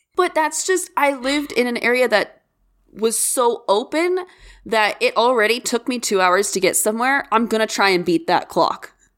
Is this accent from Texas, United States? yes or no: no; Kansas, United States; we are born and raised in the Midwest, and me straddling the Bible Belt really leaves me only two states, and I refuse to be associated with Missouri. So I am from Kansas